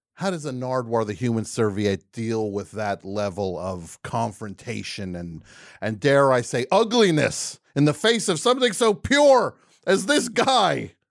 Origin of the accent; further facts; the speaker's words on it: New Jersey, United States; I am from New Jersey.